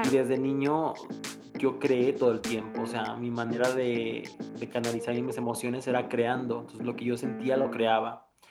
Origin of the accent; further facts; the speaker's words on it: Morelos, Mexico; moved away as an adult; now in Mexico City, Mexico; me urgía terminar de estudiar para venirme a la Ciudad de México, porque yo soy de Morelos